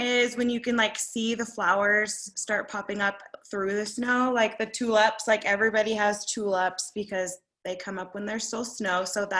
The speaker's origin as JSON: {"language": "English", "town": "Monterey", "region": "California", "country": "United States", "tie": "born or raised there", "also_born_or_lived": "Arkansas / Missouri", "moved": "as an adult", "lives_now": "Montana, United States", "said": "Yeah, so I'm from Monterey. So I grew up in California and then I moved to Arkansas and Missouri and lived there for 4 years"}